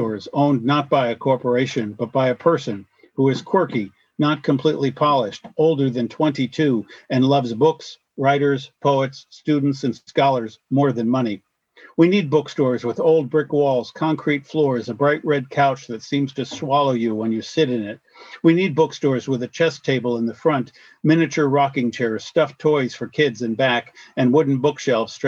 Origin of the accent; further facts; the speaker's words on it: upstate New York, United States; also born or lived in Washington State; now in Washington, United States; I grew up on the East Coast in upstate New York